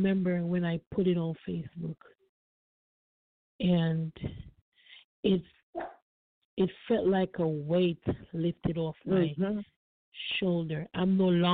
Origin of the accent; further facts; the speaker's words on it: Florida, United States; I'm from Florida